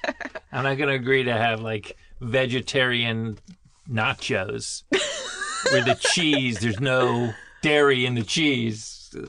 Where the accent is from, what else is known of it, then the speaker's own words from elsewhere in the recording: Plantation, Florida, United States; I grew up in Florida.